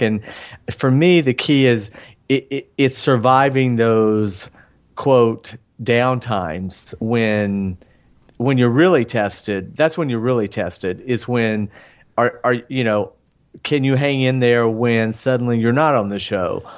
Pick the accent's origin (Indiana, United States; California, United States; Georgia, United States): Georgia, United States; Atlanta; moved away as an adult; now in Los Angeles, United States; I'm from Georgia. I left Atlanta